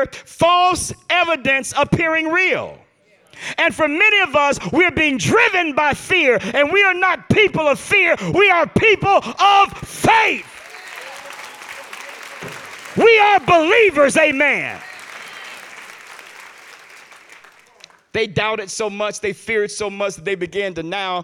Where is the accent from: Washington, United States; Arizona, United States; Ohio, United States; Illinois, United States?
Illinois, United States; Chicago; now in Detroit, United States; my hometown, Chicago